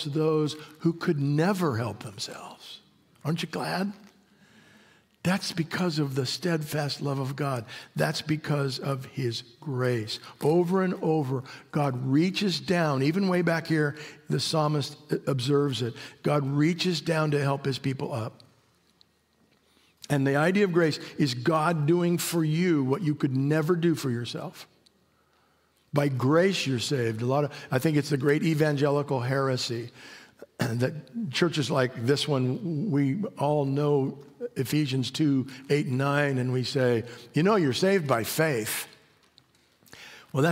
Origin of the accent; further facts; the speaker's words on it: Mojave Desert, California, United States; moved away as an adult; My wife and I grew up on the Mojave Desert. Spent the first 25 years of my life on the Mojave Desert.